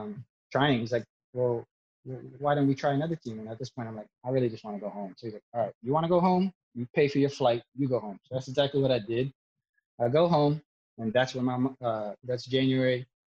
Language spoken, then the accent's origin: English; United States; moved away as an adult; now in Philippines; when I was growing up in America, it was really still developing. Imagine when I'm born, there's not even a pro league when I'm born, 1985.